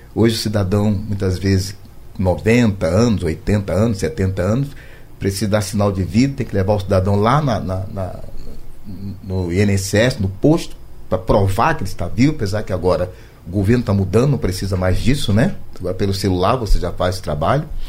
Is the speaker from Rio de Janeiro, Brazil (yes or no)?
yes; Rio de Janeiro, Brazil; Eu sou do Rio de Janeiro